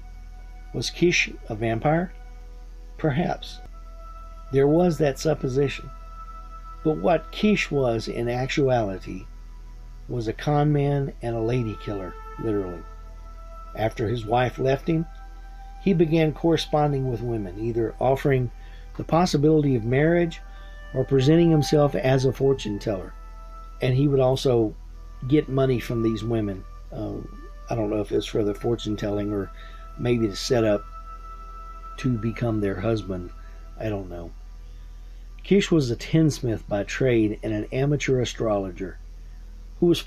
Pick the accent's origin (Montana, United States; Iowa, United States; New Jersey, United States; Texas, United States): Texas, United States; I'm from Texas.